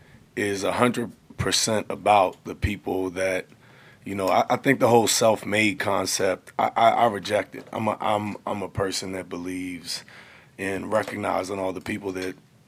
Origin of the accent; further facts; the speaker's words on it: Baltimore, Maryland, United States; I'm from Baltimore. From Baltimore. Born and raised. Mm-hmm. Never had an address, anything other than here.